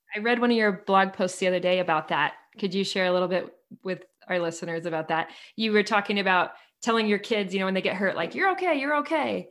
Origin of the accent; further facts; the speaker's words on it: Seattle, Washington, United States; now in Utah, United States; I grew up in Seattle